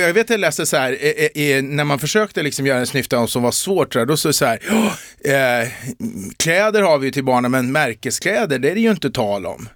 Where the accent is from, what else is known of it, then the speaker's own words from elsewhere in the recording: Eskilstuna, Södermanland, Sweden; jag är från Eskilstuna, men en del som tar mig för stockholmare